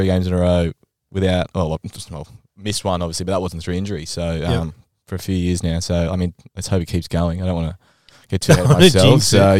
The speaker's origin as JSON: {"language": "English", "town": "Adelaide", "region": "South Australia", "country": "Australia", "said": "No, I'm from Adelaide. So I played footy growing up. And then when I came to high school here"}